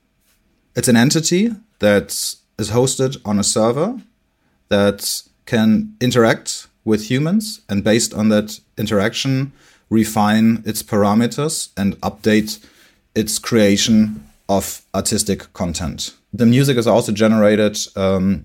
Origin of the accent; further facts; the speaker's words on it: Bremen, Germany; now in Hamburg, Germany; I was born in Bremen. I live in Hamburg now